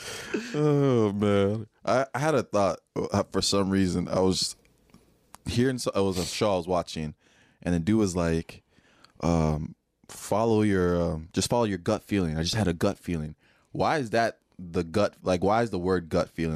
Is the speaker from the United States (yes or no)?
no; Nigeria; moved away; I grew up in Nigeria. I came here